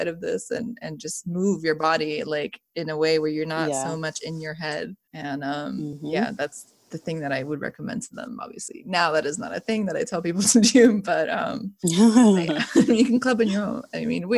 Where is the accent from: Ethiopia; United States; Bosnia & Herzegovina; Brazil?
Bosnia & Herzegovina; born there; I was born in Bosnia, and we have, like, a folk dance that we do at weddings and stuff. That is, I know that.